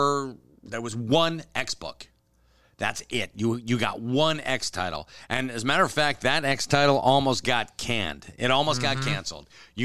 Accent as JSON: {"language": "English", "country": "Canada", "said": "hey, you know, I'm Canadian. I don't really care."}